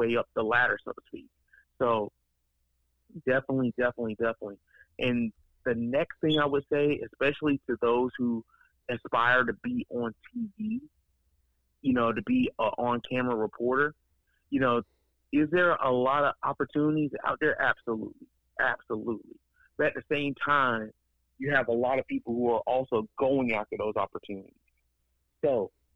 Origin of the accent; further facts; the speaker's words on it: Columbus, Ohio, United States; I'm from Columbus, and I grew up in Columbus, and born in Columbus, and I work in Columbus.